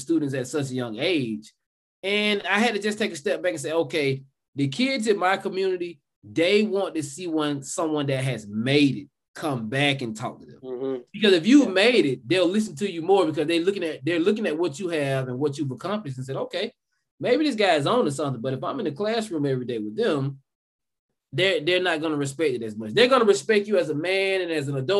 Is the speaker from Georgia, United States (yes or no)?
yes; South Georgia, United States; accent: Southern; I grew up in South Georgia. I'm pretty sure you all can tell with this Southern accent that I have